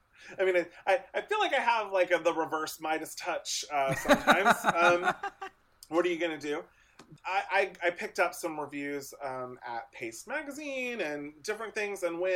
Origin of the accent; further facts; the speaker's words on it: Lewisburg, Ohio, United States; if you would have told me growing up in Lewisburg, fucking Ohio, that one day I was going to get like screeners for like, you know, Oscar season, give me a break.